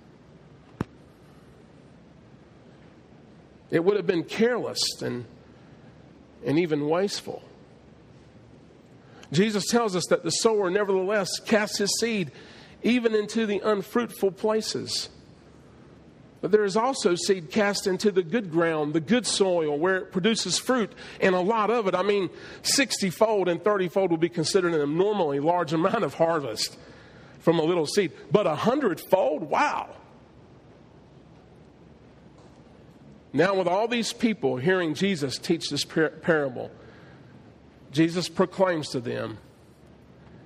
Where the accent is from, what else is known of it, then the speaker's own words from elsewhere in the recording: southeastern North Carolina, United States; But in North Carolina, in southeastern North Carolina, where I grew up and was raised, we had tobacco fields